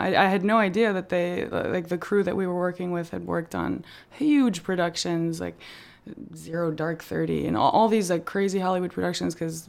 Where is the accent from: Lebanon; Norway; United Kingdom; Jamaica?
Lebanon; being able to speak Arabic and be I felt very at home. Like, although I'm not from Jordan, I'm from Lebanon